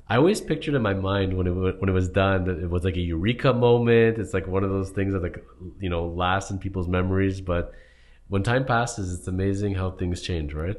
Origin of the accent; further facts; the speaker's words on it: Toronto, Ontario, Canada; we're from Toronto, Ontario, Canada area